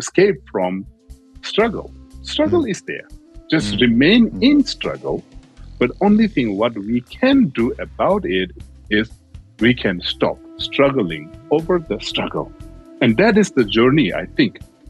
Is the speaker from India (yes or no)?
yes; India; I grew up in India as a refugee child. My parents are from Tibet